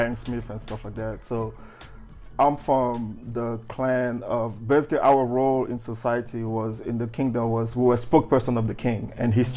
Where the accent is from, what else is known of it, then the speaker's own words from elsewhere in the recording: Côte d’Ivoire; also born or lived in Maryland, United States; now in Seattle, United States; I'm from Cote d'Ivoire, Ivory Coast